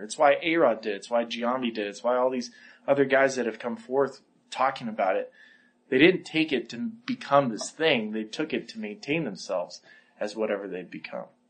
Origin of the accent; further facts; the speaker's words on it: Santa Barbara, California, United States; I came from Santa Barbara